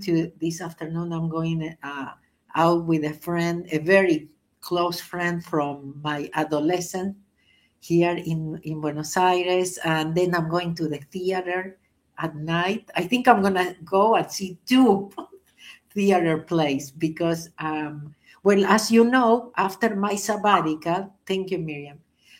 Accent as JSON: {"language": "English", "region": "New York", "country": "United States", "said": "I am from New York."}